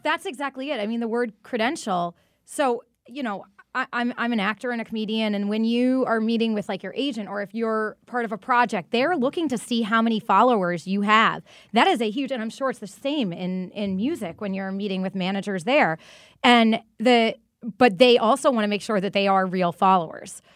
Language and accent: English; Massachusetts, United States; I'm, I'm from Massachusetts